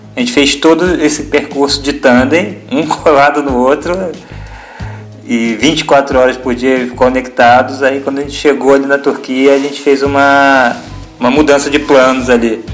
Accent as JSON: {"language": "Portuguese", "town": "Niterói", "region": "Rio de Janeiro", "country": "Brazil", "tie": "born or raised there", "also_born_or_lived": "United States", "moved": "as an adult", "lives_now": "Itapema, Brazil", "said": "Natural, nós somos natural do, do estado do Rio, né? Eu de Niterói"}